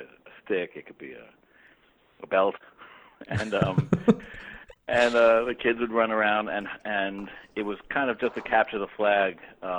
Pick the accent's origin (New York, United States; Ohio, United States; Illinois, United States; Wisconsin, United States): New York, United States; New York City; I grew up in Brooklyn.